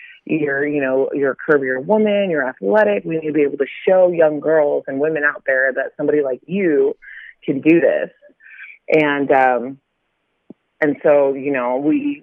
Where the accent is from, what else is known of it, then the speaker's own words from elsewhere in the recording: Carlsbad, California, United States; I am from San Diego, California. There's a little town in, it's called Carlsbad. It's the north part of San Diego. And I grew up there.